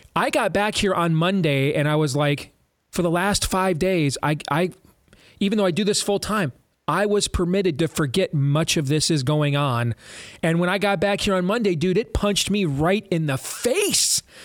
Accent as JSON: {"language": "English", "region": "Michigan", "country": "United States", "said": "we're all from Michigan and our whole family's Michigan fans"}